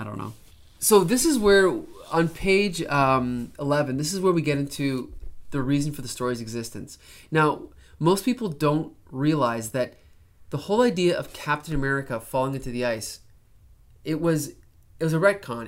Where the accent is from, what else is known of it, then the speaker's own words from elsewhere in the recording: Canada; as a Canadian